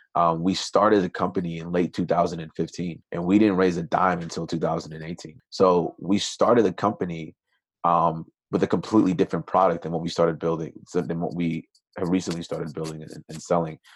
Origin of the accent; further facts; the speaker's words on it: Minnesota, United States; also born or lived in Nigeria; ended up immigrating to the United States when I was six with my family. Grew up in Minnesota